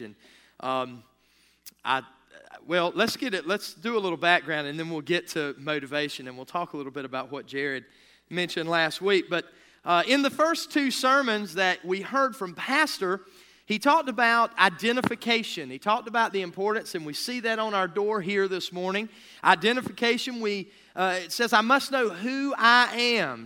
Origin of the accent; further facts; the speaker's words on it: United States; we as American citizens